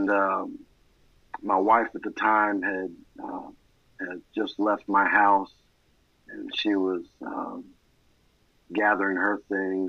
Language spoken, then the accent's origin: English; Maine, United States; born there; My story begins in Maine, and I was born in May 2nd, 1987.